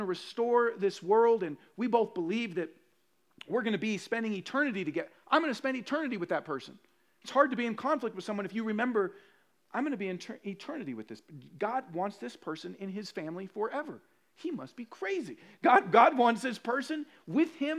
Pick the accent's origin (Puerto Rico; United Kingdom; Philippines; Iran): Puerto Rico; I'm Puerto Rican.